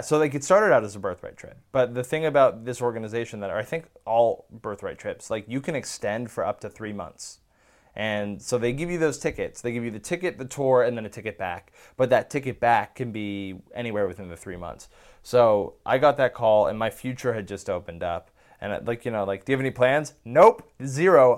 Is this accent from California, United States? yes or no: yes; Bay Area, California, United States; moved away as an adult; now in Los Angeles, United States; I grew up in the Bay Area.